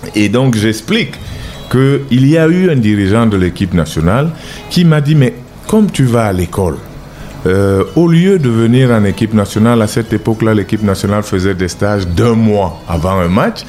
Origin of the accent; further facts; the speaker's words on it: Cameroon; je ne suis pas camerounais d'origine, je suis camerounais